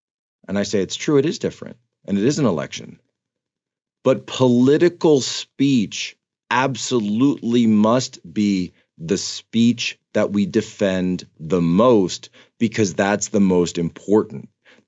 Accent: United States; Because I'm an American. And I thought that was the entire point.

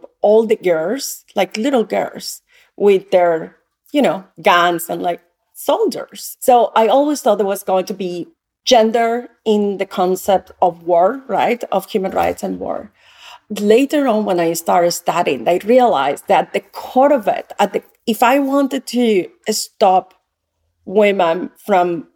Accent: Yopal, Casanare, Colombia; moved away; I grew up in a small town called Yopal in the state of Casanare

